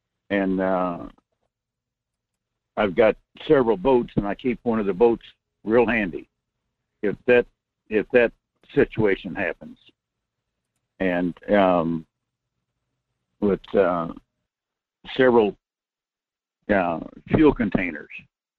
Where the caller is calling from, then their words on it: Fairbanks, Alaska, United States; Good morning, Michael. This is … in North Coast Fairbanks area.